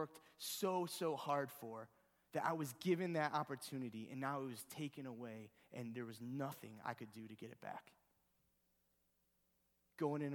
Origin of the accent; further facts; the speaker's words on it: Ohio, United States; I'm from Ohio.